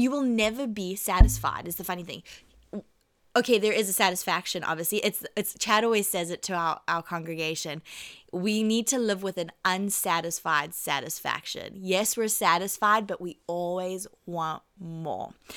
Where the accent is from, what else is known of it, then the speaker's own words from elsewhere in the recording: South Africa; I'm South African